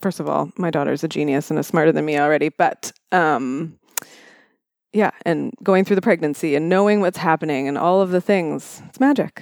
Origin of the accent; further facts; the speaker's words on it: Welland, Ontario, Canada; now in London, Canada; I grew up in Welland, Ontario, of all places